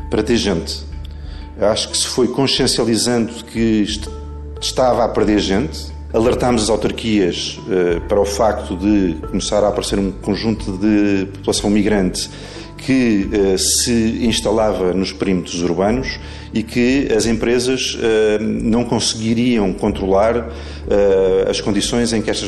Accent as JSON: {"language": "Portuguese", "country": "Nepal", "said": "Sou Nepalesa."}